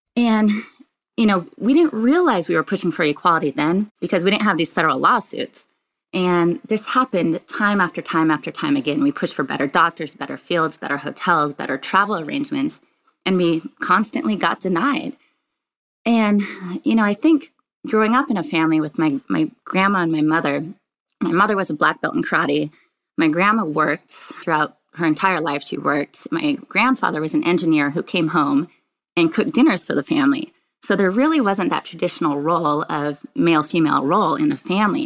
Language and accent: English; Richland, Washington, United States; I grew up in a very small town on the eastern part of the state of Washington, a little town called Richland, Washington.